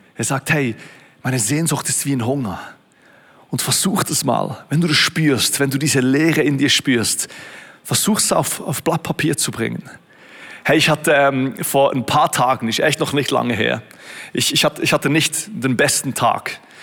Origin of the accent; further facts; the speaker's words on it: Switzerland; In Beatenberg, Berner Oberland, etwa so eine Stunde von wo ich aufgewachsen bin